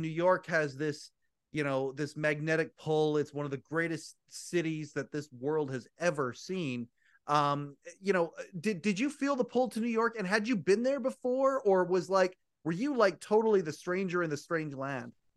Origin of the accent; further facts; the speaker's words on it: Kelowna, British Columbia, Canada; I'm Canadian. I'm from a place called Kelowna, British Columbia.